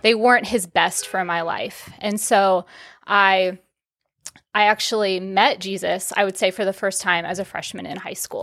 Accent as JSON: {"language": "English", "town": "Omaha", "region": "Nebraska", "country": "United States", "tie": "born or raised there", "also_born_or_lived": "Texas", "moved": "as an adult", "said": "born and raised in Omaha, Nebraska"}